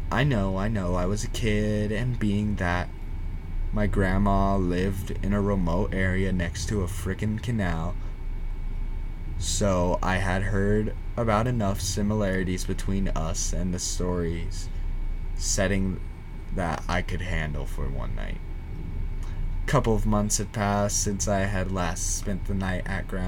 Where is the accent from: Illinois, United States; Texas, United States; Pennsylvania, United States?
Texas, United States; Back when I was a kid growing up in South Texas, about 10 years old or so, I used to spend the night